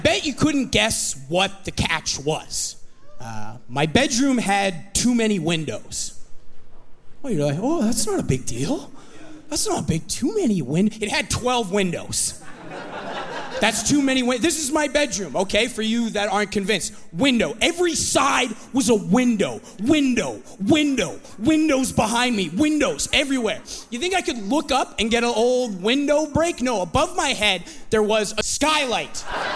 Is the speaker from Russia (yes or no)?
no; Kamloops, British Columbia, Canada; moved away as an adult; now in Vancouver, Canada; my parents' driveway in Kamloops, my hometown